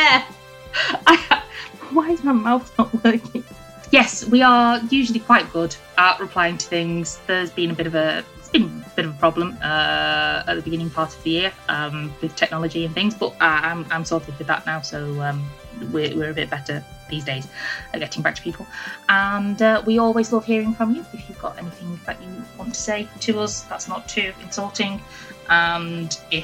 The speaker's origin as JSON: {"language": "English", "region": "England", "country": "United Kingdom", "said": "We're English"}